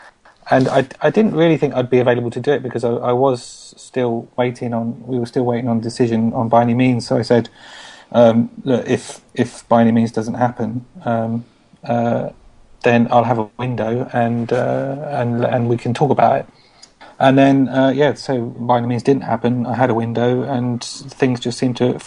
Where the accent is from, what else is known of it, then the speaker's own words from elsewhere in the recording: London, United Kingdom; moved away; I'm from East London. I grew up in Walthamstow, and I spent 30 years of my life there